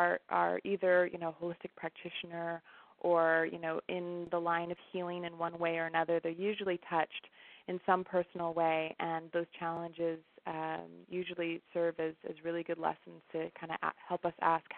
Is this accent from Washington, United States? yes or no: yes; Washington, United States; also born or lived in Seattle; I'm from the Northwest originally. I was born in Seattle, but primarily raised in a small university town which was surrounded by farmland, and it's actually in eastern Washington State.